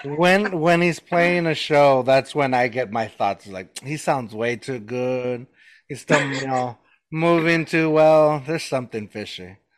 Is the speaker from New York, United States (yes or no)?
no; New Mexico, United States; I still refer to myself as a new Mexican.